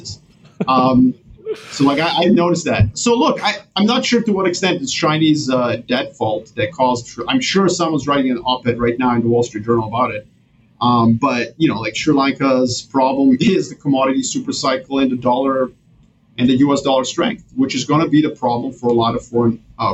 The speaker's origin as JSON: {"language": "English", "country": "Serbia", "moved": "yes", "said": "I'm originally from Serbia, so that's my home country."}